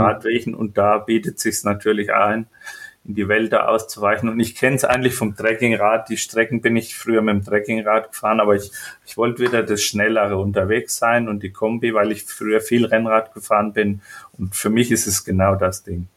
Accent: Franconia, Bavaria, Germany; also born or lived in Spessart; Also ich komme aus Franken

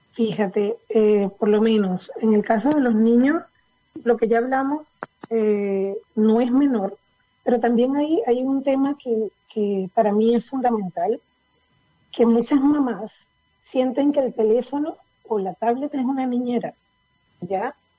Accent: Venezuela; moved away as an adult; now in Chile; yo nací en Venezuela, ¿Ya? pero mi familia es de Chile

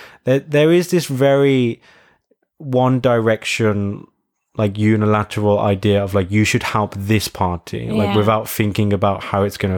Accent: England, United Kingdom; And you're going to be like, I'm from England.

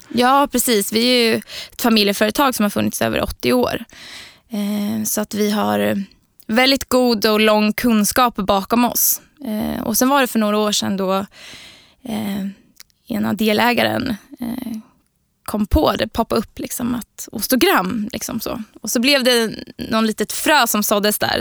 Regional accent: Linköping, Östergötland, Sweden; Jag är från Linköping också, så född och uppvuxen där

